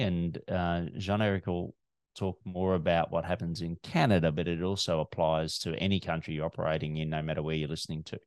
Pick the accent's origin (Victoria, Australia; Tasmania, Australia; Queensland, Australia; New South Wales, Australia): Victoria, Australia; Melbourne